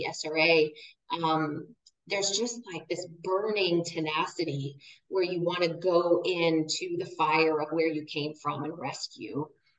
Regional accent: near San Francisco, California, United States; I was born near San Francisco, California

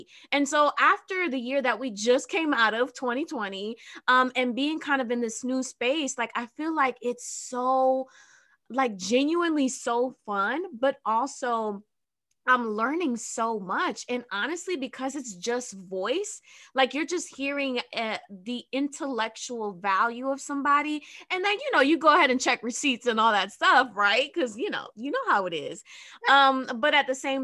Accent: New Jersey, United States; I'm from Jersey

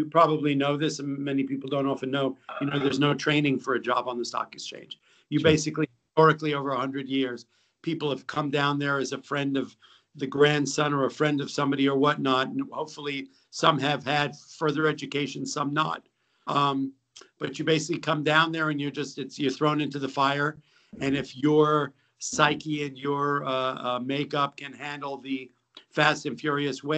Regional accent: New York City, New York, United States; also born or lived in Massachusetts / West Africa; I grew up in New York City

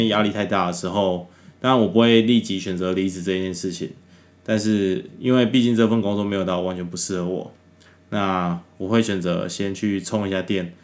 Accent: Taiwan; 我们台湾

